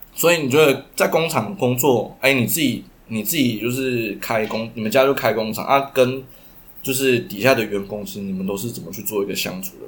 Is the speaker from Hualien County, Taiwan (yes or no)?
no; Taichung, Taiwan; 我们就是台中人